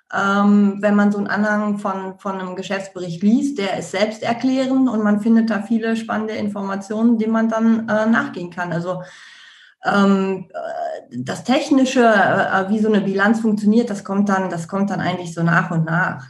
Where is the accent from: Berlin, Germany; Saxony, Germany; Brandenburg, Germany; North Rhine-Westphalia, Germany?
North Rhine-Westphalia, Germany; Ruhr area; ich komme aus dem Ruhrgebiet